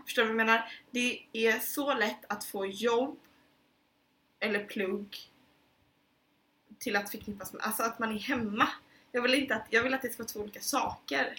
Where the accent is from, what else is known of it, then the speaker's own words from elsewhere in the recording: Sweden; moved away; jag var hemma i Sverige i somras